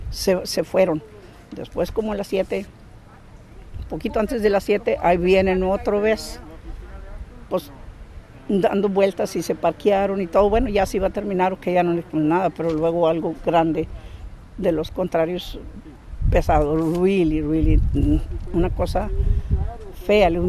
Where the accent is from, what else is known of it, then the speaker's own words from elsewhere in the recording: United States; Sí, no, soy eh, eh, americana con descendencia mexicana.